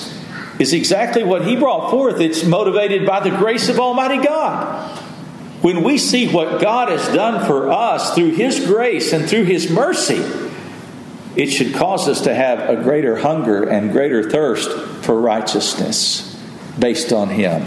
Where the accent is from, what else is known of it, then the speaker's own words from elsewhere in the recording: West Texas, United States; I grew up in West Texas, and it was hot, triple digits in the summertime oftentimes.